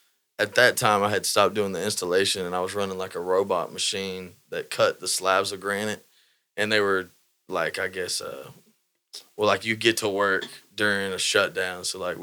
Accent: Houston, Texas, United States; moved away as an adult; also born or lived in Florida; I was like, Houston.

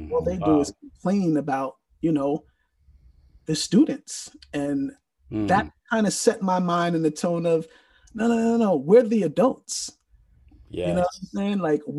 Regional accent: New York, United States; I'm originally from the Bronx, New York.

